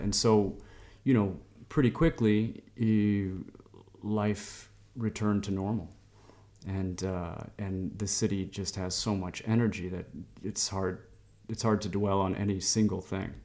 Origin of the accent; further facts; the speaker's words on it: Chicago, Illinois, United States; moved away as an adult; also born or lived in Istanbul, Turkey; now in Lisbon, Portugal; my hometown of Chicago growing up